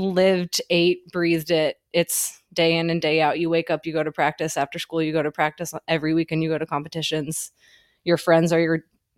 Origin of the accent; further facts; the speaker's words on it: Columbus, Ohio, United States; moved away as an adult; now in Charleston, United States; I'm from Columbus, Ohio, but I currently live in Charleston, South Carolina